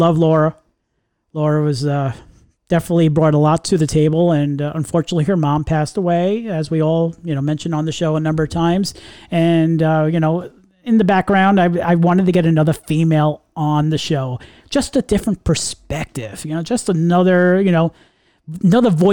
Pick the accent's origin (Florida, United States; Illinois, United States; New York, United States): New York, United States; And we're all from New York.